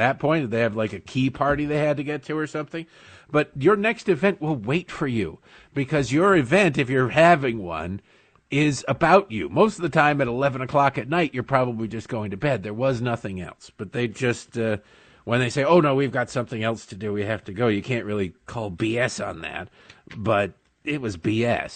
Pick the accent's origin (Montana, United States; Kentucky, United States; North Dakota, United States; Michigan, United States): Michigan, United States; growing up in Michigan